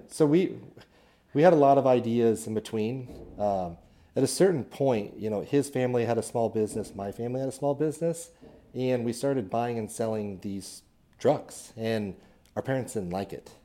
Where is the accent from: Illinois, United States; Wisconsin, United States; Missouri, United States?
Missouri, United States; Kearney; I'm from Kansas City originally, a little town up north called Kearney. Uh, grew up in a home building family